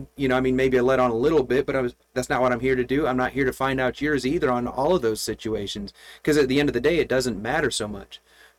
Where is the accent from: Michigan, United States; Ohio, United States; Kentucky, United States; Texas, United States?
Michigan, United States; Flint; So I grew up outside of Flint, Michigan, and... It was like General Motors, everything.